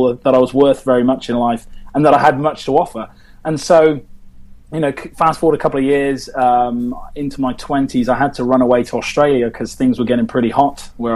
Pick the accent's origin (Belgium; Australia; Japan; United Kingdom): United Kingdom; England; being British